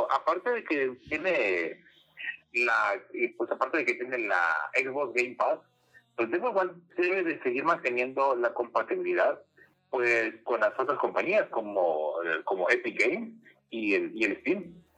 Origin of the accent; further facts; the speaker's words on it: Mexico; mexicanos somos norteamericanos